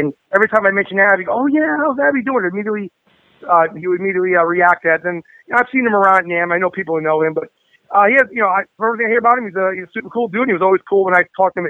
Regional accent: New York, United States; I'm from New York. It's old school.

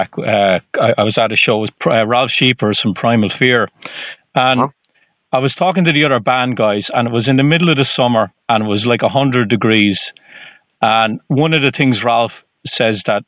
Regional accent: Ireland; moved away; I'm originally from Ireland

